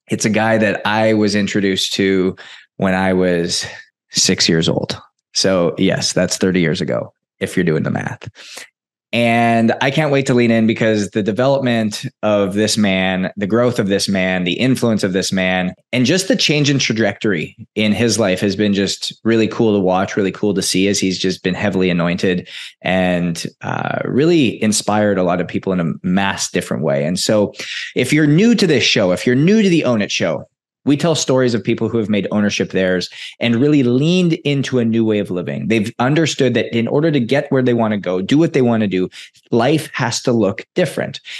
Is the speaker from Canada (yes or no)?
yes; Edmonton, Alberta, Canada; moved away; Edmonton, Alberta, my hometown.